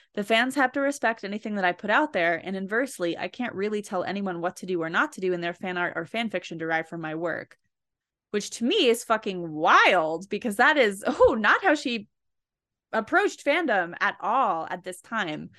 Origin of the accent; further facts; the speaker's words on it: New Jersey, United States; I am from New Jersey